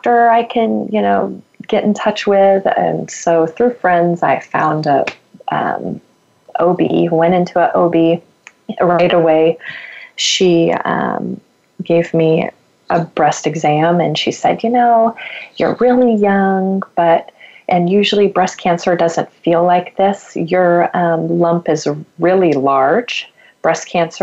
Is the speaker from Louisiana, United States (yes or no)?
no; Oregon, United States; moved away as an adult; also born or lived in Texas; I am from Oregon